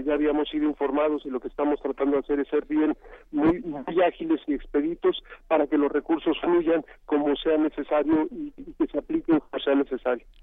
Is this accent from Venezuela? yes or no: no; Mexico; todos somos mexicanos y mexicanas